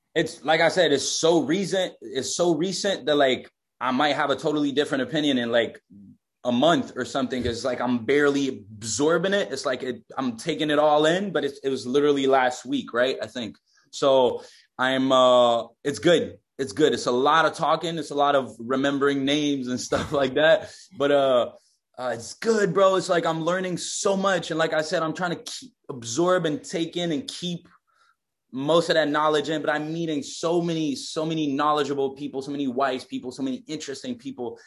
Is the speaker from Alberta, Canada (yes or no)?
no; Quebec, Canada; I'm from Quebec.